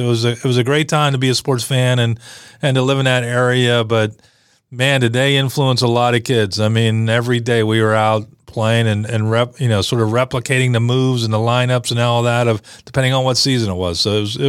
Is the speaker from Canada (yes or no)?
no; Western Pennsylvania, United States; moved away; I grew up in Western PA.